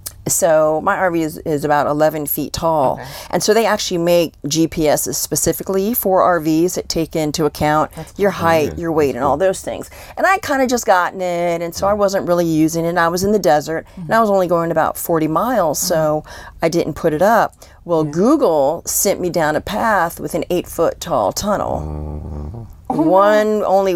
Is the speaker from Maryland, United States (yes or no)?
yes; Columbia, Maryland, United States; moved away as an adult; also born or lived in Washington, District of Columbia, United States; I grew up in Columbia, Maryland